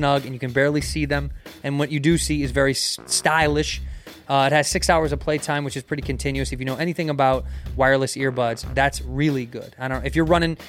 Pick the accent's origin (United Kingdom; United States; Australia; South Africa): United States; Chicago, Illinois; I grew up in Chicago in that era